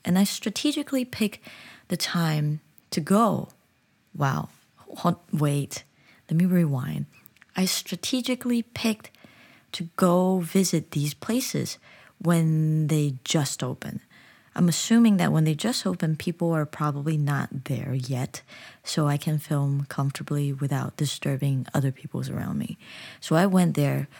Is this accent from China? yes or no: yes; China; also born or lived in United States; now in South Korea; I'm from China, but I'm living in the U S, so whenever I go back to China, I feel like a foreigner